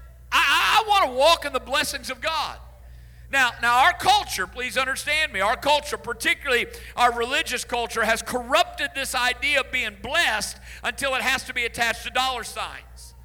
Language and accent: English; Illinois, United States; I grew up in Illinois. That was home all my life, and all my growing up years